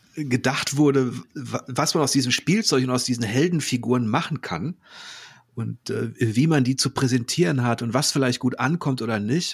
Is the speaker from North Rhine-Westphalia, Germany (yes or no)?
yes; Ruhr area, North Rhine-Westphalia, Germany; now in Hamburg, Germany; ich komme ja aus dem Ruhrgebiet, bin da, äh, bin da geboren